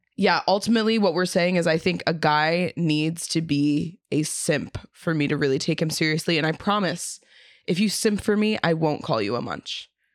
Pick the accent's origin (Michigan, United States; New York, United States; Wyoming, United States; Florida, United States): New York, United States; New York City; I'm from South Brooklyn